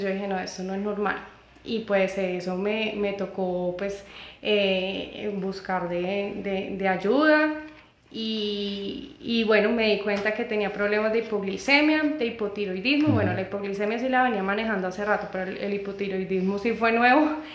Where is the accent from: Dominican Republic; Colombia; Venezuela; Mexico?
Colombia; moved away; also born or lived in United States; una situación familiar eh, me trajo de vuelta a Colombia